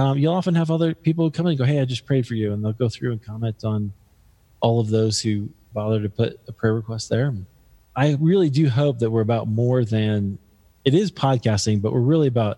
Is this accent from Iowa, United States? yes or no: yes; Des Moines, Iowa, United States; now in Denver, United States; my hometown of Des Moines, Iowa